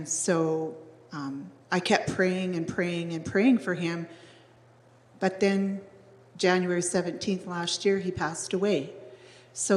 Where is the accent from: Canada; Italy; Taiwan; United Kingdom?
Canada; Ontario; I was born in Ontario and have four brothers